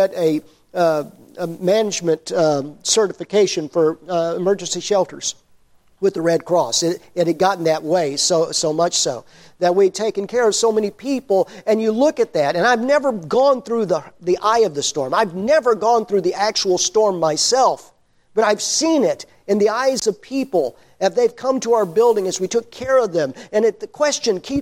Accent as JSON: {"language": "English", "town": "Overton", "region": "Texas", "country": "United States", "tie": "born or raised there", "also_born_or_lived": "Ennis, Texas", "said": "I grew up in Overton, which is the grease spot on the map of Texas"}